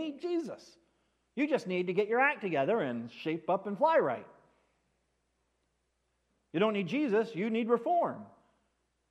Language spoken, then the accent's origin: English; United States; the traditions that we have set as American Christians